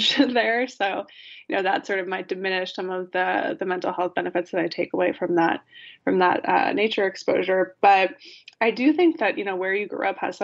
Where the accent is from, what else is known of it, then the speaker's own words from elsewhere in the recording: Connecticut, United States; moved away as an adult; now in New York City, United States; I grew up in Connecticut.